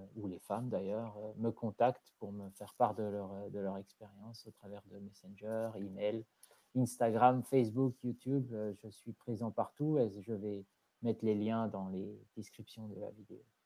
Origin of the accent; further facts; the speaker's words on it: France; moved away as an adult; also born or lived in South London, United Kingdom; now in London, United Kingdom; je suis français, je vis au sud de Londres depuis 17 ans